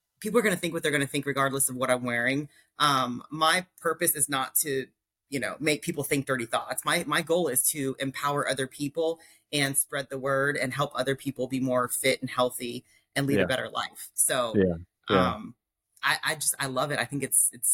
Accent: Palmetto, Florida, United States; also born or lived in Nashville, Tennessee; I grew up in South Florida, a little town called Palmetto

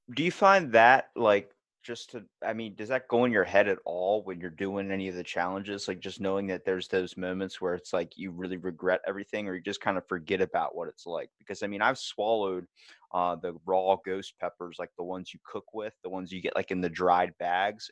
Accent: Maryland, United States; we're from Maryland. We are from the place that is like home of the old bay

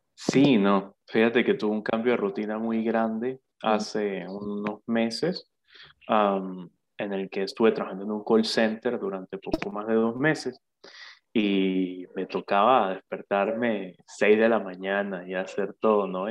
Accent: Santa Bárbara, Barinas, Venezuela; soy oriundo de Santa Bárbara, de Barinas, al igual que tú

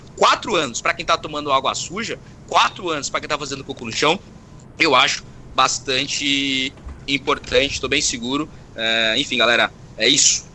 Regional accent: São Paulo, Brazil; Eu, como paulista

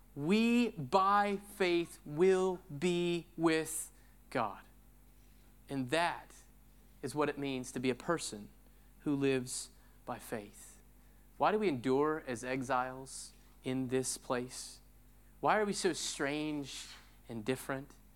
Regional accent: Pacific Northwest, United States; moved away as an adult; now in Austin, United States; I grew up in the Pacific Northwest and I sojourn now in Texas

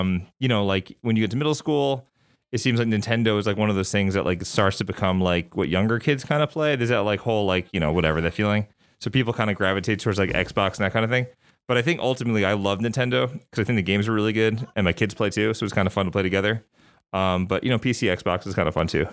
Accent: Long Island, New York, United States; moved away as an adult; also born or lived in Clemson, South Carolina / Atlanta, Georgia / Cleveland, Ohio / Memphis, Tennessee; I'm from New York. I'm from Long Island.

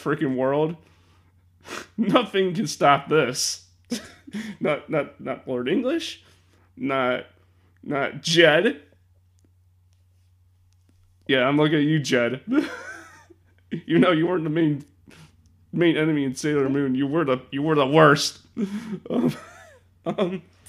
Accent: Illinois, United States; also born or lived in suburbs of Chicago; I'm from Illinois, and I live in the suburbs of Chicago

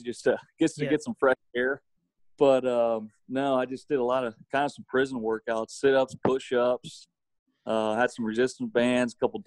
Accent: Fort Loramie, Ohio, United States; my hometown of Fort Laramie

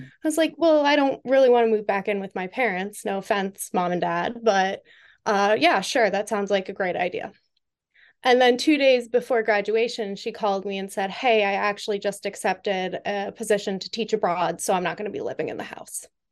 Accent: Western Massachusetts, United States; moved away as an adult; now in Washington, D.C., United States; I am from Western Massachusetts, not Boston

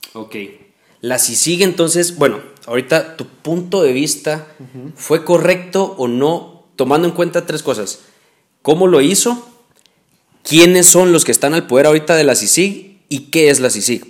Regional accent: Guatemala; soy lo que soy, guatemalteco, y, me toca defender Guatemala.

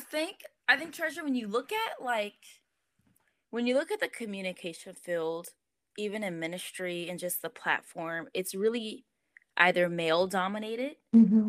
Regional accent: Los Angeles, California, United States; also born or lived in Inglewood; now in Rancho Cucamonga, United States; Born and raised

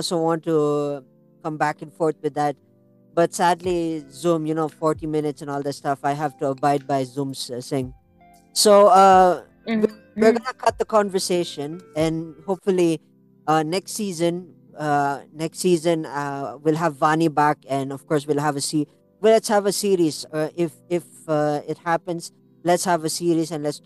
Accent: India; as an Indian

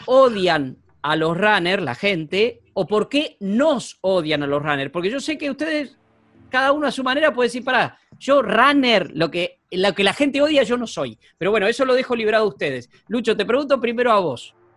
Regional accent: Buenos Aires Province, Argentina; also born or lived in San Isidro; yo que soy bonaerense de pura cepa

